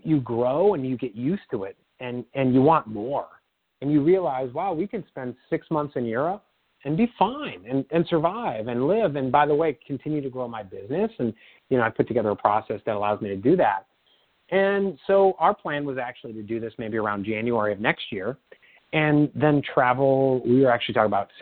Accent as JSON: {"language": "English", "region": "Midwest", "country": "United States", "tie": "born or raised there", "said": "I grew up in the Midwest"}